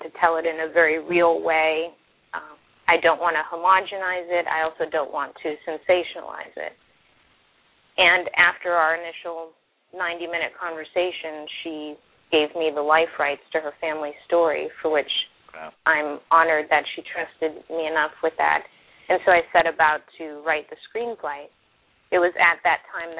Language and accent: English; Florida, United States; I'm also from Florida